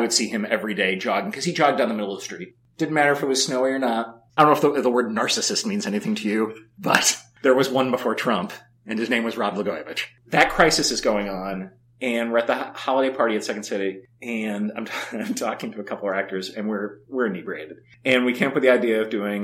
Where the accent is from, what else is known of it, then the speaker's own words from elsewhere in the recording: Chicago, Illinois, United States; all people I grew up with in Chicago